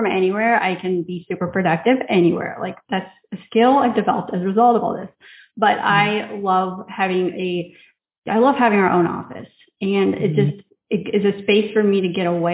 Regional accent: Indiana, United States; moved away as an adult; now in Riga, Latvia; I am originally from Indiana, but I moved to Europe 10 years ago now and have been living here ever since in Riga, Latvia

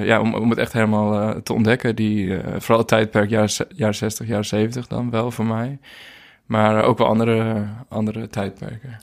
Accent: Zwaag, North Holland, Netherlands; moved away as an adult; also born or lived in Hoogeveen, Drenthe; now in Portugal; ik ben geboren in Hogeveen in Drenthe. Maar ik ben verhuisd toen ik uh, jaar vijf was. En opgegroeid in Zwaag

